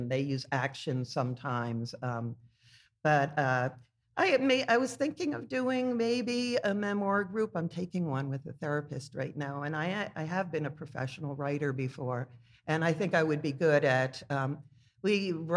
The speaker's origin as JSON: {"language": "English", "town": "Glen Rock", "region": "New Jersey", "country": "United States", "tie": "born or raised there", "also_born_or_lived": "Philadelphia, Pennsylvania", "moved": "as an adult", "lives_now": "Emmaus, United States", "said": "Originally Glen Rock, New Jersey. It's a commuting town of New York City."}